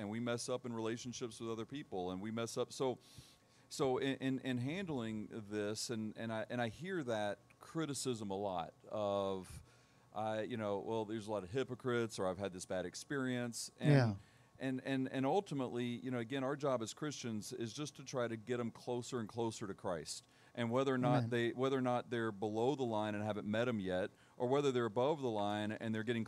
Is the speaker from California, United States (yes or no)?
no; Tennessee, United States; also born or lived in Charleston, South Carolina; I was born in Charleston, South Carolina, but I moved here when I was one. So for all practical purposes, I'm a Tennessean.